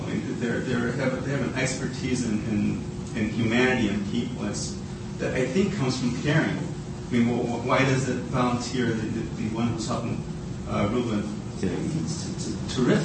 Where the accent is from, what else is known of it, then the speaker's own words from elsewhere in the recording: Chicago, Illinois, United States; I'm someone who grew up in the inner city in Chicago's West Side.